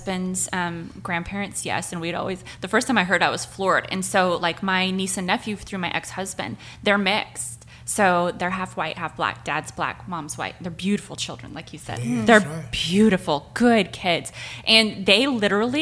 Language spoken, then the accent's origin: English; United States; moved away; also born or lived in Montana / Wyoming; I grew up in Montana and Wyoming, which is a heavily white population.